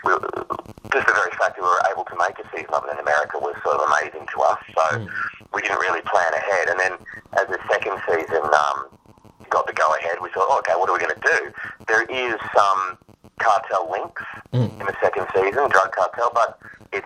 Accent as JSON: {"language": "English", "country": "Australia", "said": "as an Australian, I grew up with a lot of UK comedy and Irish comedy"}